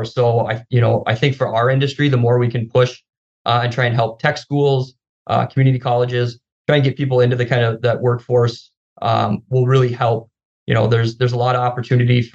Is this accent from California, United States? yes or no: no; Grand Forks, North Dakota, United States; moved away as an adult; now in Twin Cities, United States; I'm from North Dakota, grew up in Grand Forks, went to school out there as well. Moved here about 12 years ago with my wife